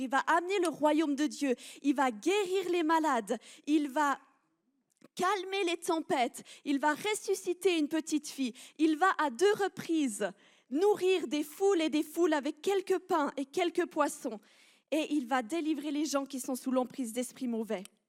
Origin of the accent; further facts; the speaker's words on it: Switzerland; je suis une bonne Suisse